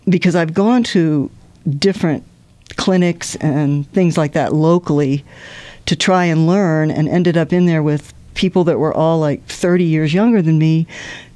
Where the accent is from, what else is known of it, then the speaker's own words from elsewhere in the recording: Norfolk, Virginia, United States; I grew up in Norfolk, Virginia, near the Air Force Base.